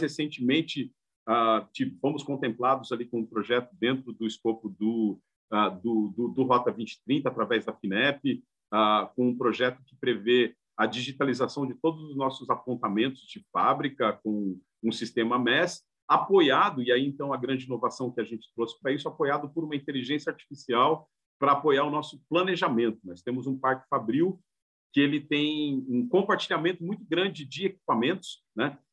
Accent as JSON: {"language": "Portuguese", "town": "São Bernardo do Campo", "region": "São Paulo", "country": "Brazil", "tie": "born or raised there", "moved": "as an adult", "lives_now": "Santa Catarina, Brazil", "said": "eu sou de São Bernardo originalmente"}